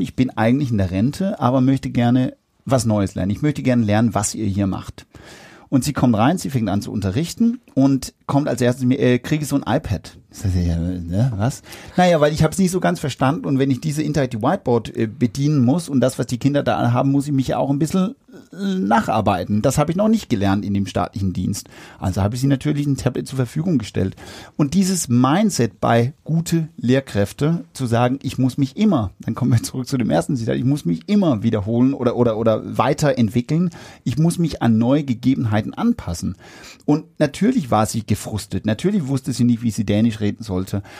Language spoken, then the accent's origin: German; Denmark; German is a second language; now in Germany; als Däne bin ich ja